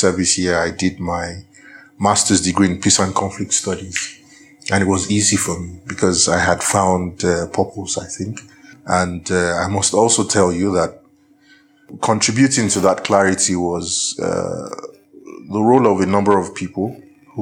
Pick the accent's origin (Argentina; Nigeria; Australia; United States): Nigeria; Ibadan, Oyo; accent: Nigerian; moved away as an adult; also born or lived in St Andrews, Scotland / Abuja, Nigeria / Lagos, Nigeria; My accent is distinctly Nigerian, I'm sure. I was born in Ibadan, Oyo State in Nigeria, southwest Nigeria, in the very late 70s. And I grew up there